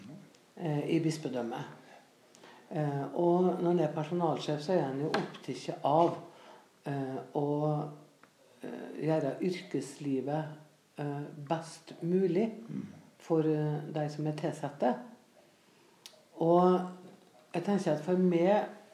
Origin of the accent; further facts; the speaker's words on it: Frei, Møre og Romsdal, Norway; jeg vokste opp på Frei på Nordmøre